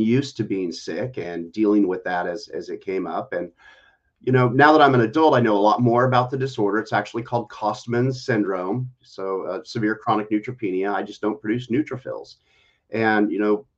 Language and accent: English; Seattle, Washington, United States; moved away as an adult; also born or lived in Las Vegas, Nevada; now in Houston, United States; I'm originally from Seattle. I was born and raised there.